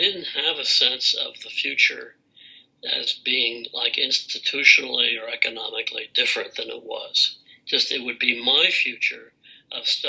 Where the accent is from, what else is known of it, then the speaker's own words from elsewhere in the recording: New York City, New York, United States; I grew up in Manhattan